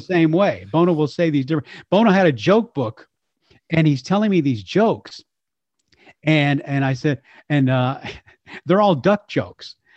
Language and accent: English; Texas, United States; as a Texan